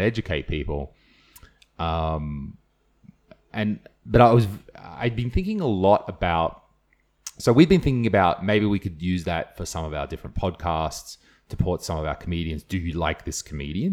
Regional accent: Australia; I'm Australian

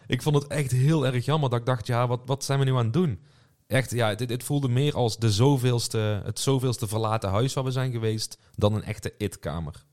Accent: Netherlands; voor ons als Hollanders was het wel thuiskomen

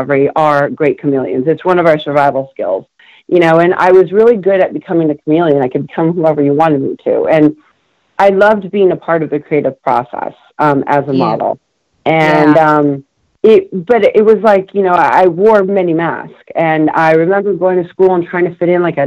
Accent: West Covina, California, United States; also born or lived in Buenos Aires, Argentina; I grew up in California's West Covina, the San Gabriel Valley

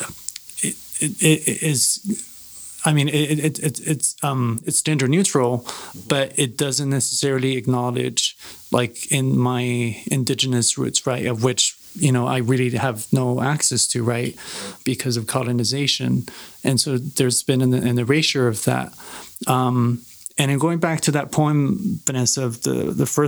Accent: Ciudad Juárez, Chihuahua, Mexico; it's my Spanish, you know, because I grew up in Juarez

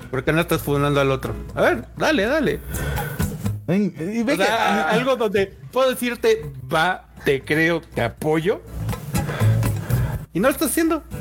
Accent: Mexico; a nosotros como mexicanos si algo nos caracteriza es que nos encanta el holgorio.

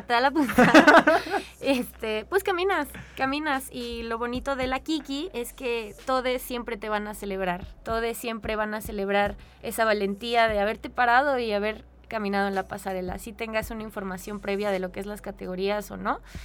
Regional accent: Mexico; also born or lived in San Luis Potosí; Yo actualmente pues soy una mujer mexicana, blanca

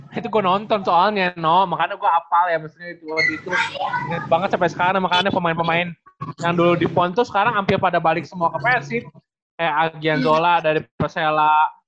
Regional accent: Bandung, West Java, Indonesia; sebagai si perwakilan orang Bandung

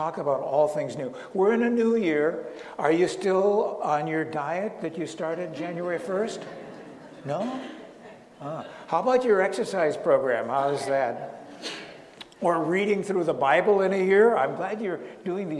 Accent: northern Minnesota, United States; moved away as an adult; also born or lived in Chicago / Colorado Springs; now in Naples, United States; I was raised in northern Minnesota, cold weather, minus 20 degrees

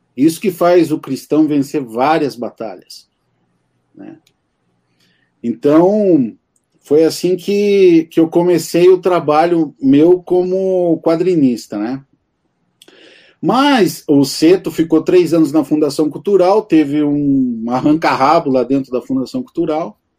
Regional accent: Campo Magro, Paraná, Brazil; eu, eu sou aqui de Campo Magro, estou a 15, 15 minutos aqui de Santa Felicidade

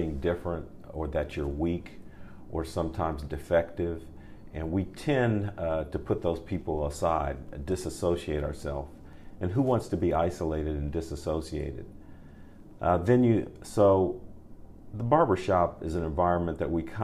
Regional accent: Columbus, Ohio, United States; now in Charlotte, United States; my hometown of my original hometown of Columbus, Ohio.

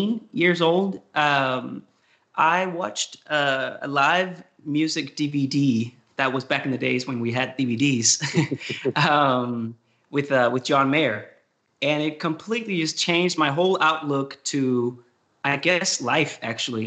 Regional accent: countryside near Copenhagen, Capital Region of Denmark, Denmark; moved away as an adult; I'm from Denmark. I grew up in the countryside of Copenhagen, 1 hour from Copenhagen.

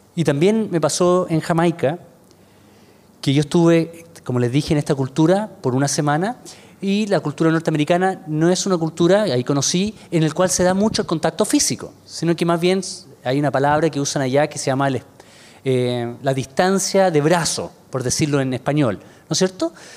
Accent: Chile; soy, soy de Chile

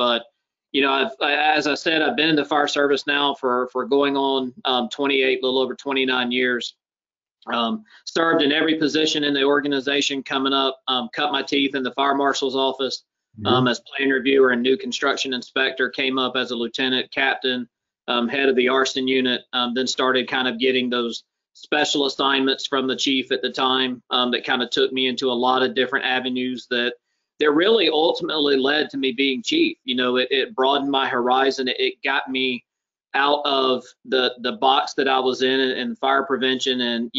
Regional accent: United States; I was born and raised in Clayton County, where I now have the privilege to serve as fire chief.

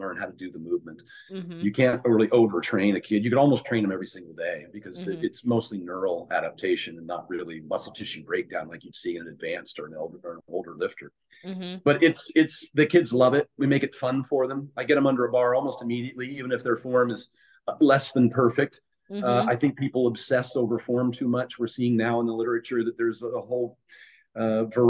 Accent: Oregon, United States; also born or lived in Pennsylvania; I was born and raised in Oregon

